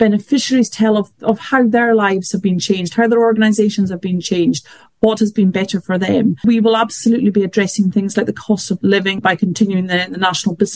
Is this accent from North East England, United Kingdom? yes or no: no; north of Scotland, United Kingdom; moved away as an adult; also born or lived in Glasgow; now in London, United Kingdom; I was born in London, brought up in the north of Scotland and studied at Glasgow, but have mainly worked in London ever since